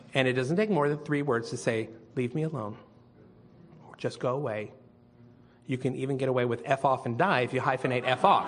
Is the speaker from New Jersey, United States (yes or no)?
no; Northern California, United States; moved away as an adult; also born or lived in San Jose / Sacramento; now in Austin, United States; I'm from lovely fruits and nuts warm and fuzzy Northern California